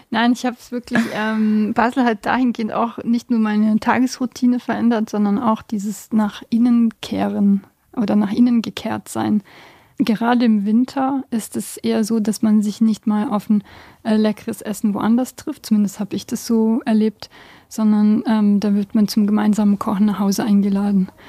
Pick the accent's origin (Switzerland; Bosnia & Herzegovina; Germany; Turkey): Bosnia & Herzegovina; ursprünglich komme ich aus Bosnien.